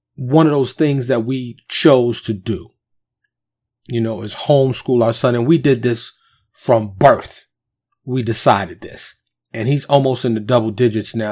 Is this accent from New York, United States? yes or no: yes; New York City, New York, United States; I was born and raised in New York, and, and I, I lived in Harlem and the South Bronx, the Bronx